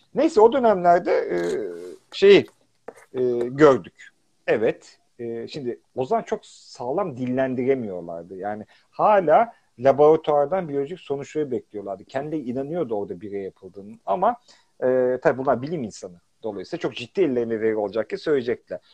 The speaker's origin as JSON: {"language": "Turkish", "town": "Pazar", "region": "Rize Province", "country": "Turkey", "said": "ben de Rizeliyim. Atinalıyız işte. Pazarlıyız."}